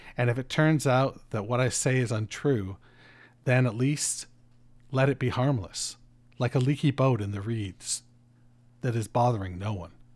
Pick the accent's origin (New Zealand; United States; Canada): Canada; I'm fucking Canadian